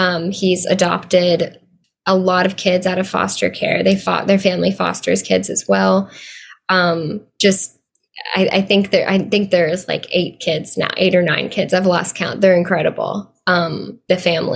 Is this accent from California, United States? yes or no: no; Arkansas, United States; I grew up in Arkansas